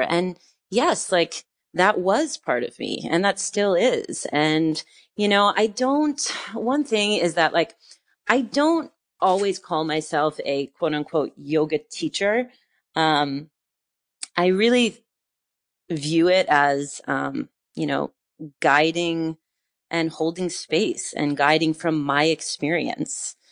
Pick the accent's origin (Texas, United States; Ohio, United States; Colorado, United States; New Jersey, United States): New Jersey, United States; northern; moved away as an adult; also born or lived in New York City; now in France; I grew up in, uh, northern New Jersey